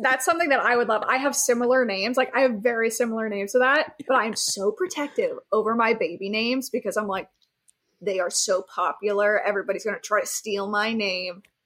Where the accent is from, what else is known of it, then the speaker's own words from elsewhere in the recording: Key Largo, Florida, United States; growing up in Key Largo, Florida